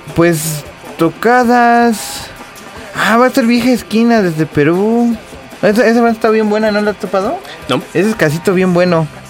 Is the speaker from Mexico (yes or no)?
yes; Nezahualcóyotl, State of Mexico, Mexico; Yo soy de Nesa, no es, no es ninguna cosa mala contra Nesa. Yo soy de Nesa